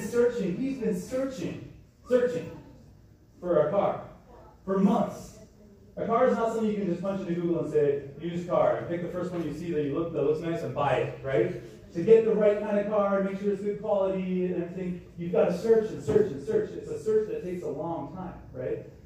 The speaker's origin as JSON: {"language": "English", "country": "Canada", "tie": "born or raised there", "moved": "yes", "said": "I'm from Canada, so everyone played hockey"}